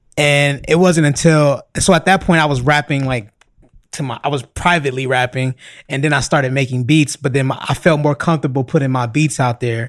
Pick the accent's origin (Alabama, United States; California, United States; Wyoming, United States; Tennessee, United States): California, United States; Los Angeles; born or raised there